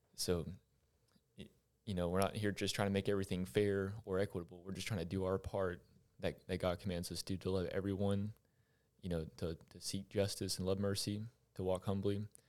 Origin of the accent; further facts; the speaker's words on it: Longview, Texas, United States; born and raised in Longview.